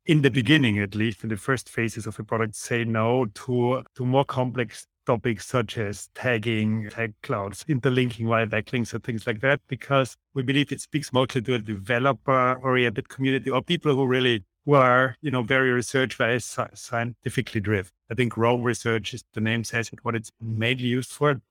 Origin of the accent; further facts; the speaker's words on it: Austria; English is a second language; as you can hear, also from the accent, I'm from Austria.